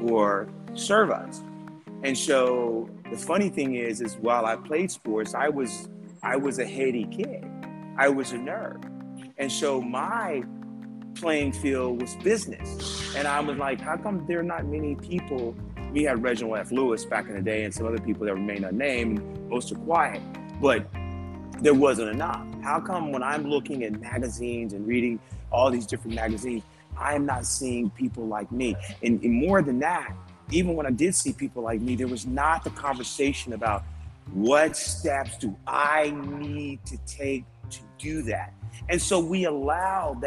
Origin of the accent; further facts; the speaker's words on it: Jamaica; now in United States; I was born in Jamaica.